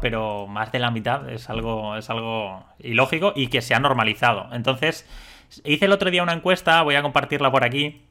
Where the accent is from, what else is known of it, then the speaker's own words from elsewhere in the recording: Valencian Community, Spain; los que somos de la Comunidad Valenciana